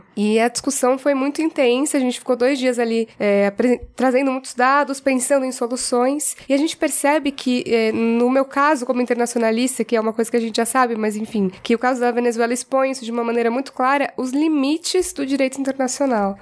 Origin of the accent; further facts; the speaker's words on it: Brazil; enquanto brasileira